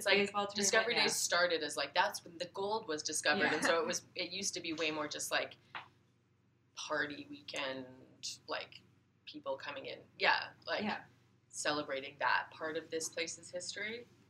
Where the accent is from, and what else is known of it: Yukon, Canada; born or raised there; also born or lived in Montreal